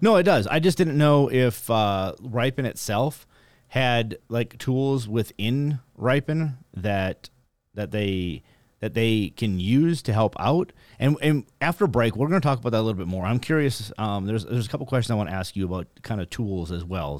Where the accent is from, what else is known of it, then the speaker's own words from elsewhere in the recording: North Dakota, United States; I'm actually from North Dakota